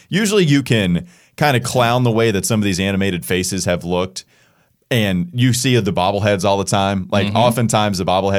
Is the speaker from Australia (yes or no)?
no; Claremont, North Carolina, United States; growing up in Catawba County, though. Claremont, North Carolina.